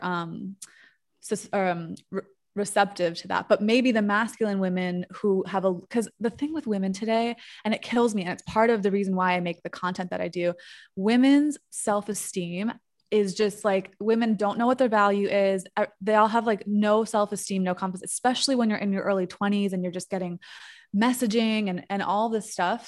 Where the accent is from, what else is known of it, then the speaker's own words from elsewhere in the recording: New York, United States; moved away as an adult; now in Mexico; I'm a New Yorker